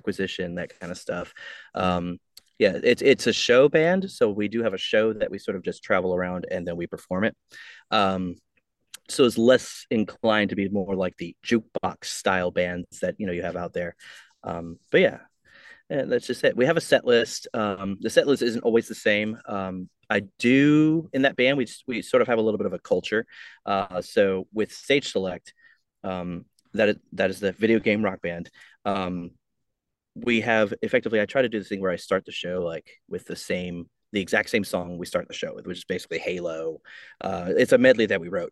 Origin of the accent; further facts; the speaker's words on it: New York City, New York, United States; moved away as an adult; now in Norfolk, United States; I'm originally from Brooklyn, New York